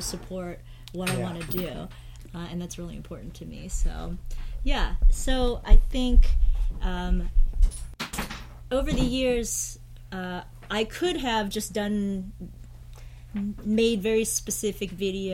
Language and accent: English; New Jersey, United States; also born or lived in Chicago / Washington, D.C. / New York / San Francisco; now in Hawaii, United States; I was born in Chicago, and I grew up in New Jersey, and lived in D.C., I moved back to Chicago in New York, and then moved to San Francisco before I made my way over here